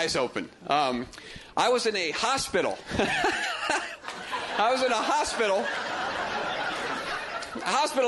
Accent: Indiana, United States; I'm from Indiana.

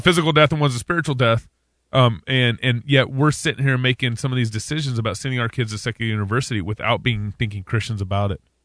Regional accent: Texas, United States; I grew up in Texas

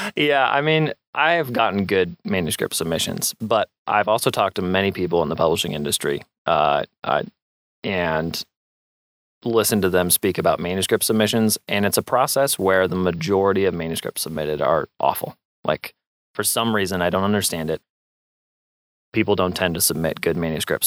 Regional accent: Moscow, Idaho, United States; Yeah, I was born and raised in Moscow

